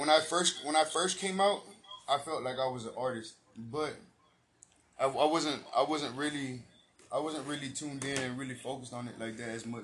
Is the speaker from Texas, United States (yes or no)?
yes; San Antonio, Texas, United States; I'm from the East Side, bro. I grew up, born and raised in the East Side. I've lived, I lived like many places, bro, in San Antonio, bro, all around.